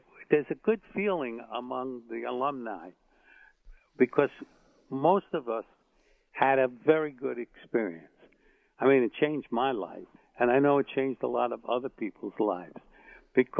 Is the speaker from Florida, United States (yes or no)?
no; New York City, New York, United States; I grew up on the Lower East Side during the Depression